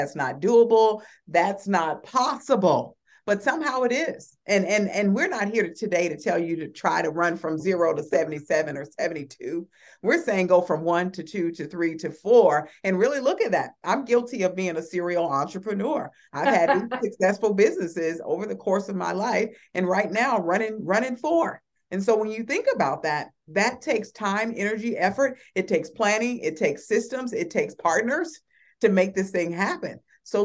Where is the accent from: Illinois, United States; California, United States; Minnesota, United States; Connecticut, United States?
Illinois, United States; Chicago; I just was reminded by a young man that I grew up with in Chicago.